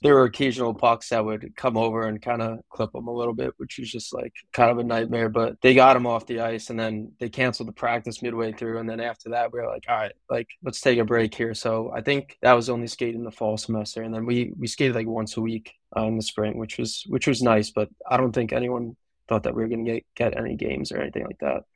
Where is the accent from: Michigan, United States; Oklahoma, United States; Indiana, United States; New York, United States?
New York, United States; Long Island; I'm from Long Island